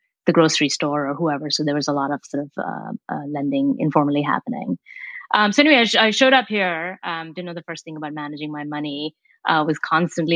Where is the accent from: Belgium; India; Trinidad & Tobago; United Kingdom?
India; moved away as an adult; now in Menlo Park, United States; I came here for college, right? And I came from India